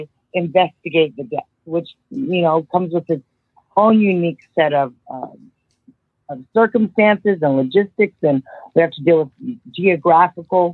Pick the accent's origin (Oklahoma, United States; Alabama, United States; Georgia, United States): Oklahoma, United States; moved away as an adult; now in Anchorage, United States; I'm actually from Oklahoma. And so my mom kind of moved up here a long time ago, not like 1999. And then shortly after high school, I moved up and followed her